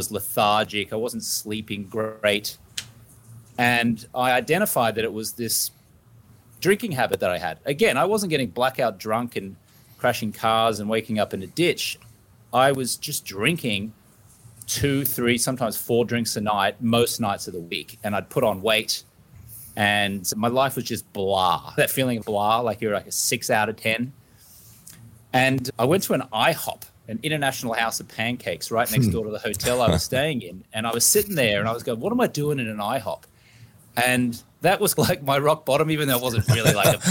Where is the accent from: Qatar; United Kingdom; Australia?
Australia; Brisbane, Queensland; I grew up in Brisbane, Australia